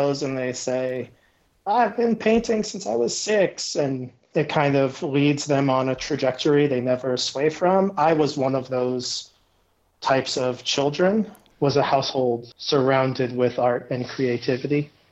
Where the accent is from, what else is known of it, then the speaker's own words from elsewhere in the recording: New York, United States; moved away as an adult; now in Denver, United States; I'm from New York, but I moved out to Denver about 5 years ago